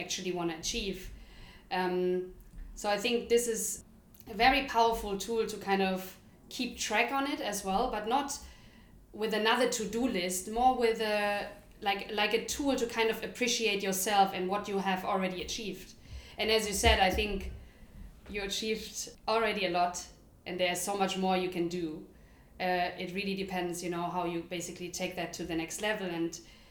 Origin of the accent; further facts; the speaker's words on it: Germany; moved away as an adult; now in London, United Kingdom; we grew up in Germany, now we live in London for almost 8 years